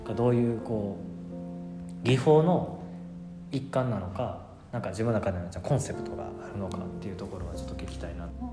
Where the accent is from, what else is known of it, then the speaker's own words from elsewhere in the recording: Osaka, Japan; moved away as an adult; also born or lived in Kyoto; 僕も出身大阪なんで